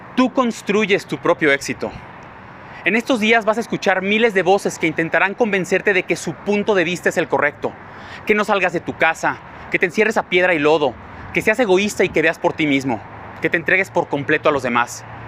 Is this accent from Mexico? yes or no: yes; Mexico